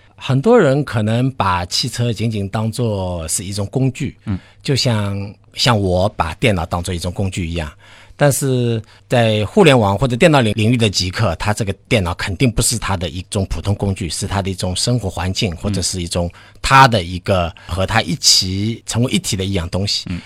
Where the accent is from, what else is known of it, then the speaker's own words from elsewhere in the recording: China; 我们中国人大多数的一个主流的文化